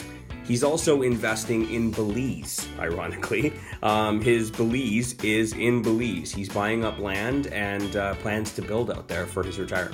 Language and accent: English; St. Catharines, Ontario, Canada; moved away as an adult; also born or lived in Welland; I'm actually from Niagara myself.